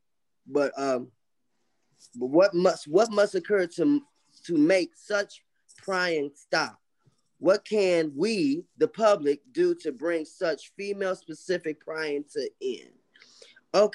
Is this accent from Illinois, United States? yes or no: yes; suburbs of Illinois, United States; now in Chicago, United States; Originally from the suburbs of Illinois, but I'm in Chicago